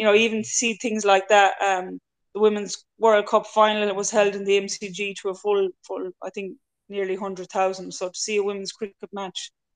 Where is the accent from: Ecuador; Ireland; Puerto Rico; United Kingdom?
Ireland; moved away as an adult; now in Australia; as Irish girls